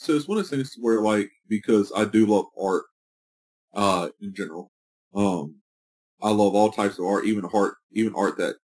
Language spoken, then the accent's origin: English; North Carolina, United States; what exactly is my heritage, being from North Carolina, being from the South, you know, and growing up around Confederate monuments. You know, growing up in the South, we've always learned, like, Civil War history